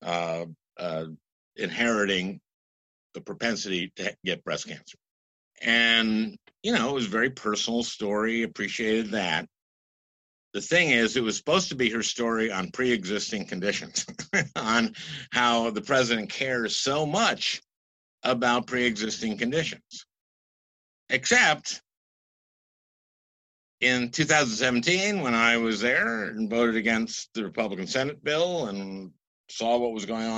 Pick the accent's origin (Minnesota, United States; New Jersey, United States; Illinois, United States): Minnesota, United States; I'm from Minnesota